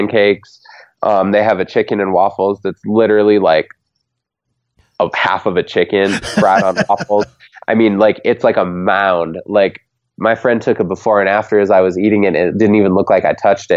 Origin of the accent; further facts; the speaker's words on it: Minnesota, United States; as a Minnesotan